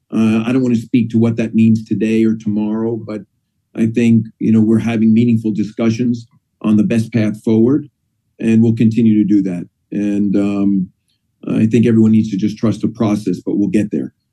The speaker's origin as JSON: {"language": "English", "region": "Northeast", "country": "United States", "tie": "born or raised there", "also_born_or_lived": "Indiana", "moved": "yes", "said": "growing up in the Northeast"}